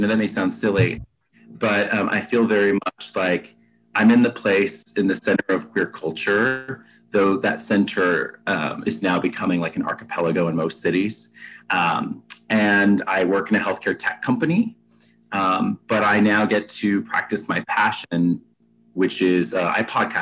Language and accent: English; Texas, United States; now in Atlanta, United States; I'm originally from Texas, very much a Texan